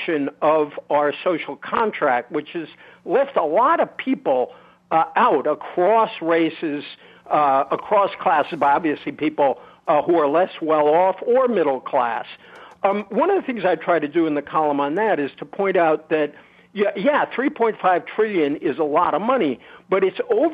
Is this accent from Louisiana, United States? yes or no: no; Fall River, Massachusetts, United States; I grew up in Fall River